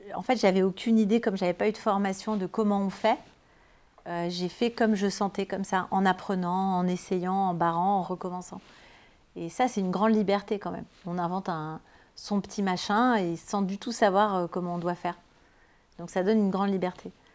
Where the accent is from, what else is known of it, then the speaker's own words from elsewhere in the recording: Toulouse, Occitania, France; qui est à Toulouse, à la fac du Mirail, à côté de là où j'ai grandi